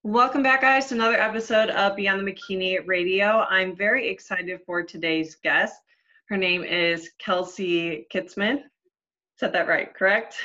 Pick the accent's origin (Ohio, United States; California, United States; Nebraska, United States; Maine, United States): Ohio, United States; moved away; I'm originally from Ohio